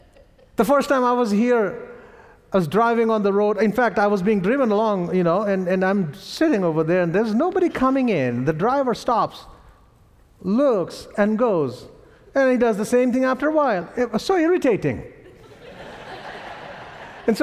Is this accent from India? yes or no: yes; India; accent: Indian; my Indian accent